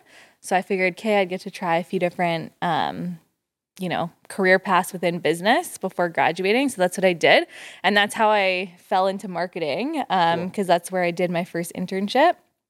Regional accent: Bolton, Ontario, Canada; So I grew up in Bolton, Caledon area.

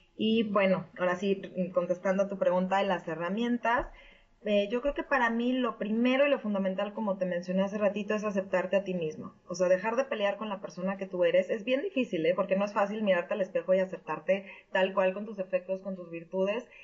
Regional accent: Mexico City, Mexico; moved away as an adult; now in Connecticut, United States; soy de México DF.

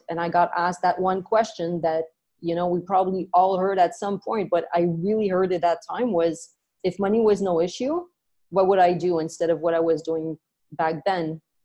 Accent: Montreal, Quebec, Canada; moved away as an adult; now in Vancouver, Canada; I was born and raised in Montreal, in Canada

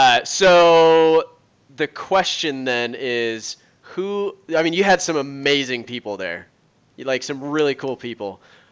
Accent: California, United States; also born or lived in Phoenix, Arizona; now in Springfield, United States; So I grew up in California, lived in Phoenix for a little bit, moved to Springfield, Missouri.

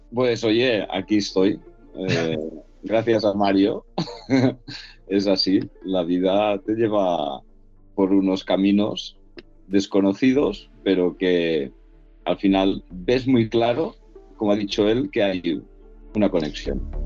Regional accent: Tarragona, Catalonia, Spain; yo soy de Tarragona

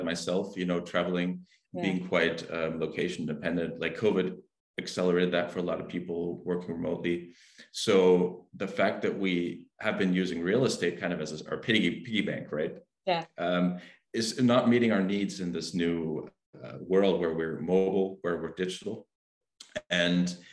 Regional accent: Germany; I'm from Germany

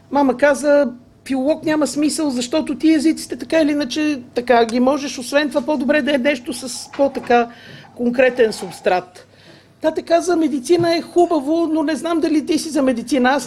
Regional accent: Sofia, Sofia City, Bulgaria; Ами, кореняк от към мама няколко поколения назад.

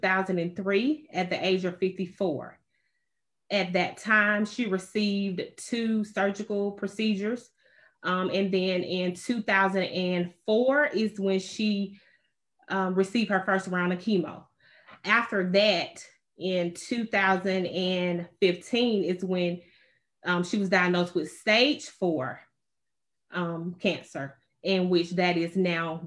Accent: Camak, Georgia, United States; also born or lived in Warren County, Georgia; now in Stockbridge, United States; I am from Warren County. I grew up in Kamek, Georgia

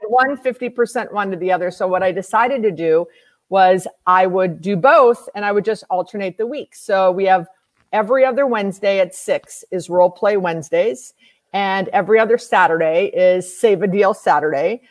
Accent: Wisconsin, United States; now in Florida, United States; I grew up in Wisconsin, and I ice skated all the time

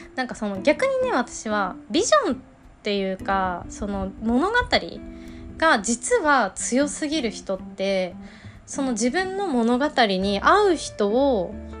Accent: Nagano, Japan; 私も長野県出身だから

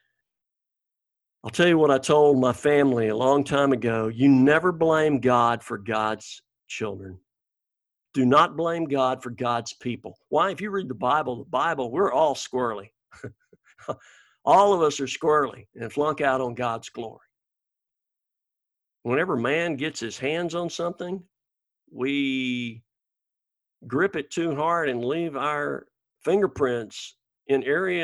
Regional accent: Alabama, United States; moved away; Alabama, this is my home state

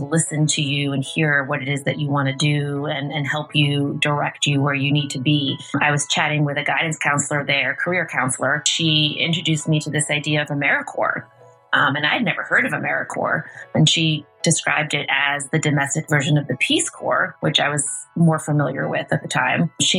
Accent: Tarrytown, New York, United States; also born or lived in Yonkers; I grew up here in Tarrytown. I was born in Yonkers, St. John's Riverside Hospital. And I grew up here in Tarrytown with my mom and my grandparents. I'm Westchester born and raised.

